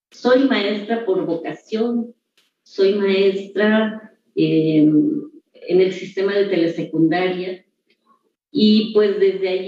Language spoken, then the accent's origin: Spanish; Juncaná, Chiapas, Mexico; Soy oriunda de Juncaná, del municipio de La Trinitaria, Chiapas. También es un lugar que tiene mucha historia, que tiene mucha cultura. Soy hija de, una mujer campesina.